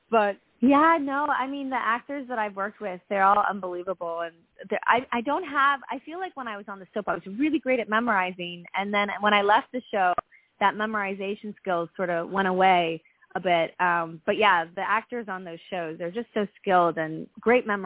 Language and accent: English; Vancouver, British Columbia, Canada; moved away as an adult; also born or lived in New York City; I grew up in Vancouver, Canada